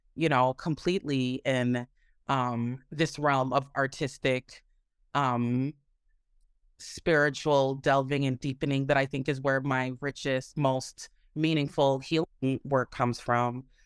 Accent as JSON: {"language": "English", "town": "Minneapolis", "region": "Minnesota", "country": "United States", "tie": "born or raised there", "said": "I was raised in the Midwest, um, in Minneapolis, Minnesota"}